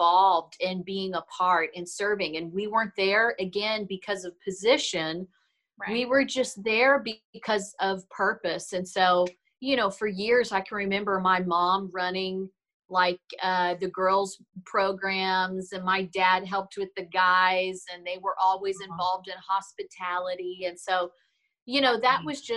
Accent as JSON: {"language": "English", "region": "Kentucky", "country": "United States", "tie": "born or raised there", "said": "we grew up in Kentucky in the South."}